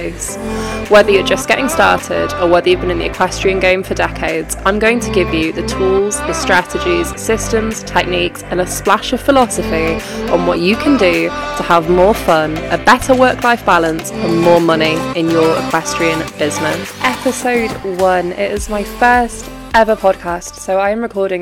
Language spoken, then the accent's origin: English; Yorkshire and the Humber, United Kingdom; I'm from Yorkshire.